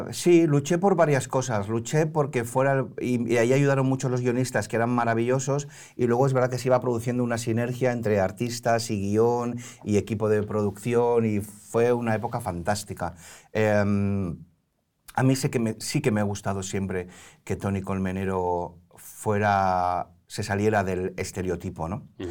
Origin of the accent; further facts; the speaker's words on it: Barcelona, Catalonia, Spain; now in Madrid, Spain; crecí en la Barceloneta de las Ramblas